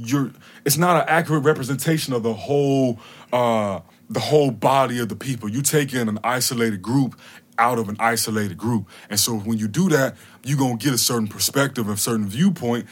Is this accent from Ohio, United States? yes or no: no; Atlanta, Georgia, United States; I'm from Atlanta